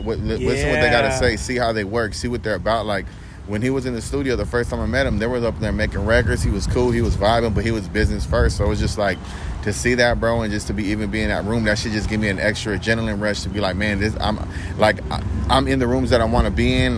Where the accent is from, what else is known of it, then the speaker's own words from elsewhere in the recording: Long Beach, California, United States; being from Long Beach, growing up on the East Side